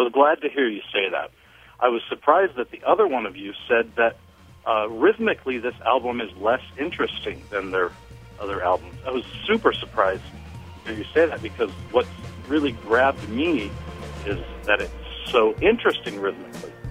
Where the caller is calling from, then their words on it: Grand Junction, Colorado, United States; I'm calling from Grand Junction, Colorado.